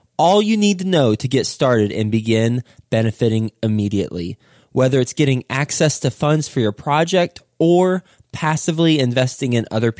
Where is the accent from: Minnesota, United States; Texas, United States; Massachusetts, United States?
Texas, United States; Fort Worth; I'm from Fort Worth